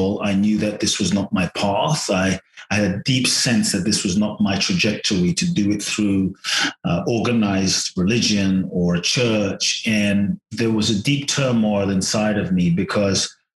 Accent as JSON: {"language": "English", "region": "London", "country": "United Kingdom", "tie": "born or raised there", "also_born_or_lived": "Ghana", "moved": "as an adult", "lives_now": "United States", "said": "I was born in Ghana, West Africa. My father's from Ghana. My mother's Japanese. I grew up in London till I was 18, and now the US and partly Mexico"}